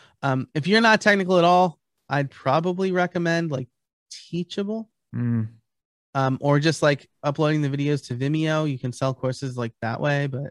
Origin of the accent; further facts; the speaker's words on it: New York, United States; moved away; I'm originally from New York. So I'm a New York Italian.